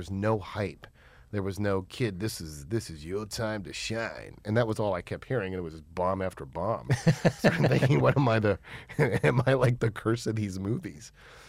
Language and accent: English; New York, United States; born there; I was born in New York and started doing commercials there.